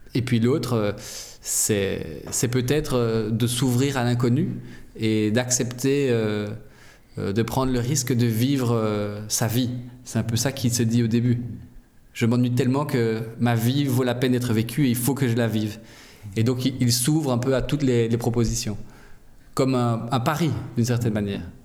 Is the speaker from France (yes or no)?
no; Brussels, Brussels-Capital Region, Belgium; je viens de Bruxelles